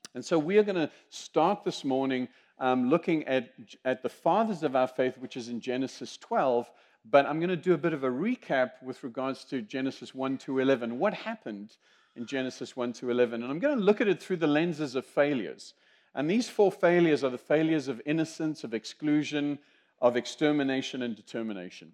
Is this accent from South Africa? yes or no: yes; South Africa; accent: South African; also born or lived in Zimbabwe; now in United States; I am a Zimbabwean by birth. I am South African by accent, I am American by choice, and I'm Greek by the grace of God